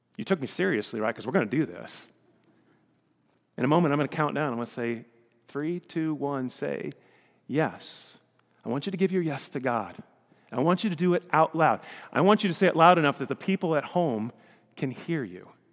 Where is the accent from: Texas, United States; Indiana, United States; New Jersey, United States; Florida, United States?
Indiana, United States; Elkhart; we're from Elkhart, Indiana, or Michiana